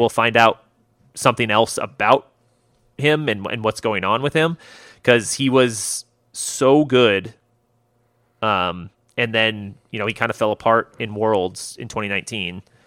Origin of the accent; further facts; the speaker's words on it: United States; I'm American